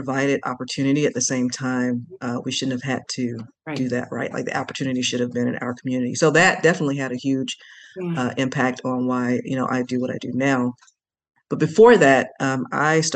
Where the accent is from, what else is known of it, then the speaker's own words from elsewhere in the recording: Atlanta, Georgia, United States; I grew up, born and raised in Atlanta, Georgia